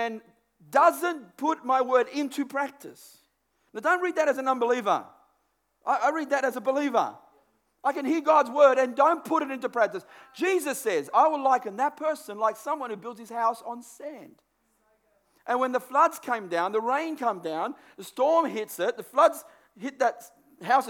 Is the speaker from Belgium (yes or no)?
no; Australia; I know a guy that I grew up with in Burwood area